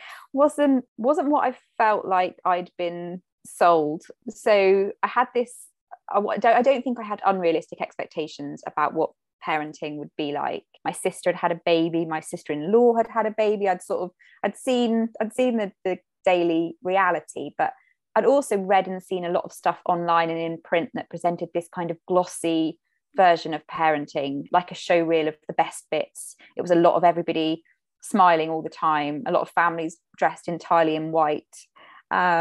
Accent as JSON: {"language": "English", "area": "Cornwall", "region": "South West England", "country": "United Kingdom", "tie": "born or raised there", "said": "I grew up in Cornwall"}